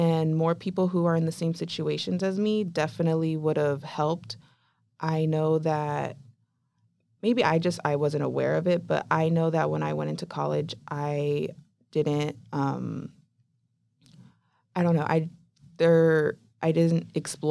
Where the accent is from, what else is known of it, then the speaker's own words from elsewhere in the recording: Chula Vista, California, United States; I was raised in Chula Vista, which is near the border